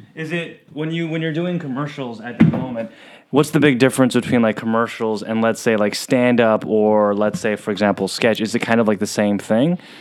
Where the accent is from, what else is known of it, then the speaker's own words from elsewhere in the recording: San Diego, California, United States; I'm from San Diego